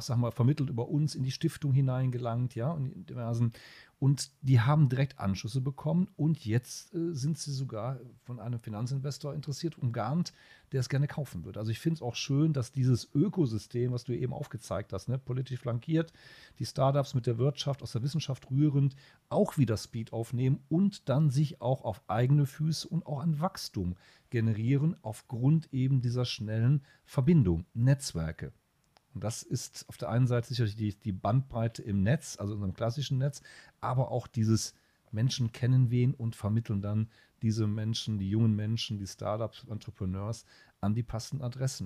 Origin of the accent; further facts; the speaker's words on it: Düsseldorf, North Rhine-Westphalia, Germany; ich doziere in Köln als Düsseldorfer